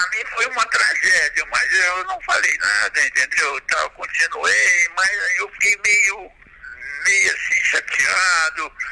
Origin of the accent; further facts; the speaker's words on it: Ribeirão Preto, Guará, São Joaquim, São Paulo, Brazil; eu sou de Ribeirão, de Guará, São Joaquim, e nessa época eu morava em Ribeirão.